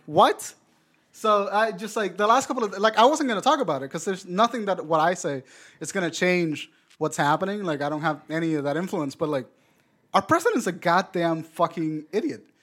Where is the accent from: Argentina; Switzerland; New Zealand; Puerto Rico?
Puerto Rico; I'm from Puerto Rico